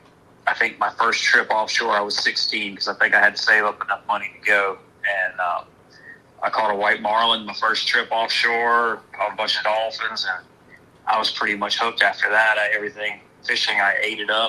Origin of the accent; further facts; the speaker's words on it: outside of Atlanta, Georgia, United States; now in Outer Banks, United States; I spent most of my childhood outside of Atlanta, Georgia.